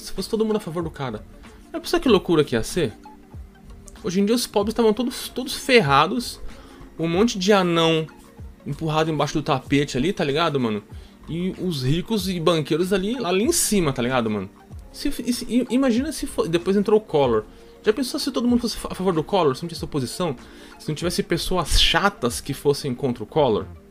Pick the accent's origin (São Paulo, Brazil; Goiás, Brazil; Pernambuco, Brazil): São Paulo, Brazil; eu vou falar manos, porque eu sou paulista, paulista fala mano, mano